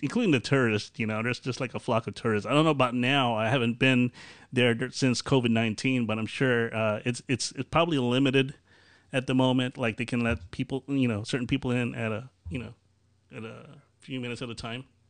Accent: Chicago area, Illinois, United States; also born or lived in Aurora, Illinois; I'm from Chicago area

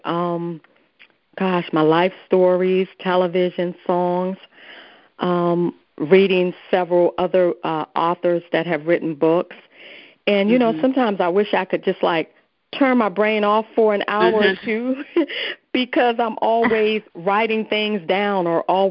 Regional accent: Washington, District of Columbia, United States; now in Maryland, United States; I was born and raised in Washington, D.C.

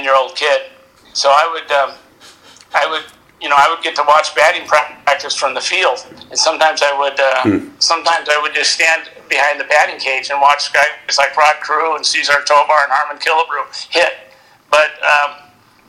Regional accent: South Dakota, United States; born or raised there

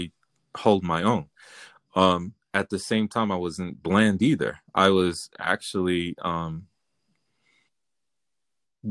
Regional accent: New York City, New York, United States; I grew up in the hood. I grew up in the South Bronx

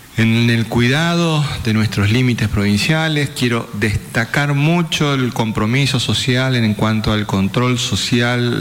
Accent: Formosa, Argentina

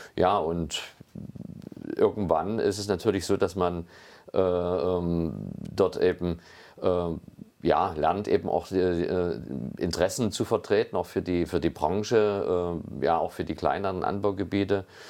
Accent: Meißen, Saxony, Germany; also born or lived in Geisenheim; ich komme ja gebürtig äh, aus Meißen äh, und bin dort eben in einer Familie aufgewachsen

